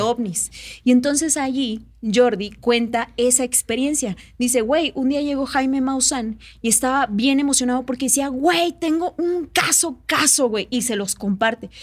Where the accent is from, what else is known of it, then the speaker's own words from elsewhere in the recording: Oaxaca, Mexico; moved away as an adult; now in Mexico City, Mexico; Yo soy de Oaxaca, ¿no? Entonces tengo viviendo acá como unos, ¿qué será? 12 años